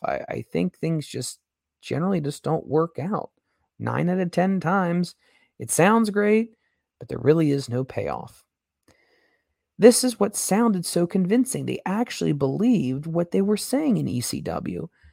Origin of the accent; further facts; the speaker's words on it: Cincinnati, Ohio, United States; I am from Cincinnati